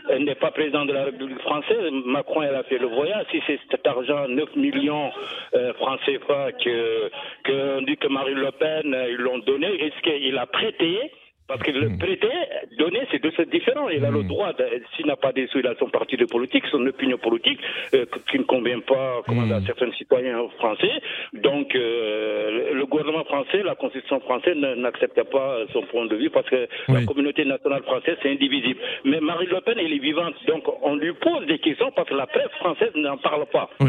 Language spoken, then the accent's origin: French; Senegal; now in Grenoble, France; en tant que Français euh, sénégalais euh, euh, en France